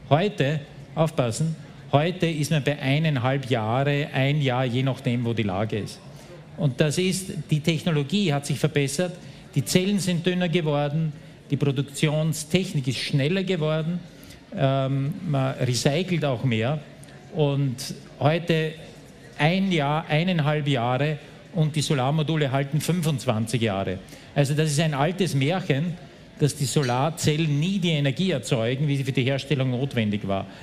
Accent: Austria; Und Österreich ist noch schlechter wie die Schweiz, aber dafür bin ich auch nicht stolz als Österreicher.

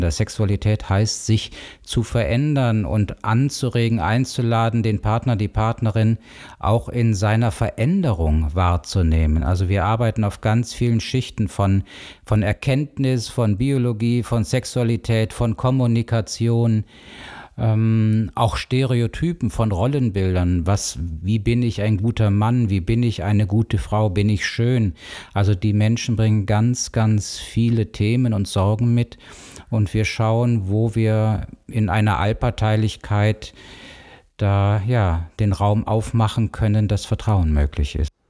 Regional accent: Cologne, North Rhine-Westphalia, Germany; moved away as an adult; now in Bonn, Germany; Ich bin ursprünglich Kölner, bin in Köln groß geworden, richtig, eine Kölsche Jung

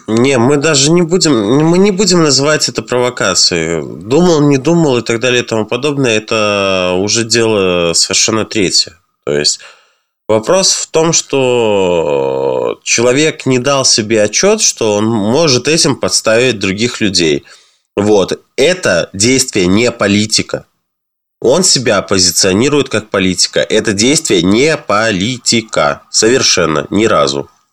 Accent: Belarus

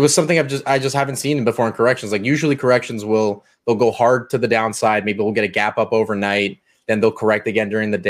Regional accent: Canada; I'm Canadian

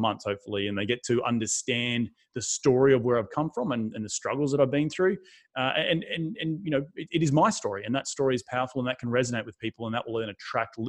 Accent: Australia; moved away as an adult; also born or lived in New York City, United States; now in United States; I'm not from this country. I'm from Australia.

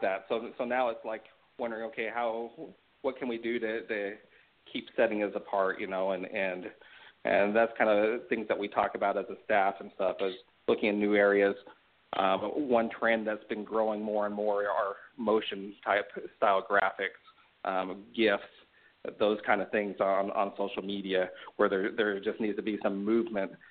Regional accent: Sugar City, Idaho, United States; moved away; I grew up in a town called, the, the name of it is actually Sugar City

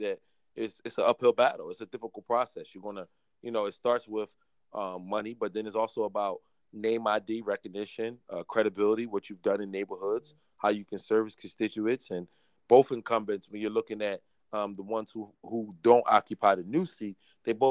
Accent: Philadelphia, Pennsylvania, United States; growing up in Philadelphia

